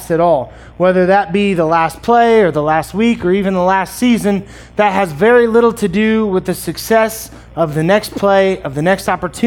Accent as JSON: {"language": "English", "region": "Missouri", "country": "United States", "said": "I'm from Missouri, so it's fidelity"}